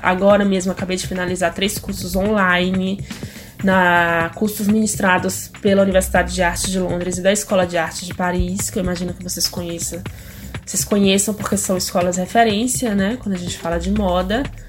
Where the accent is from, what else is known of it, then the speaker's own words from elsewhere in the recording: Bahia, Brazil; moved away as an adult; also born or lived in Europe / Goiás; segundo a minha certidão de nascimento, eu sou baiana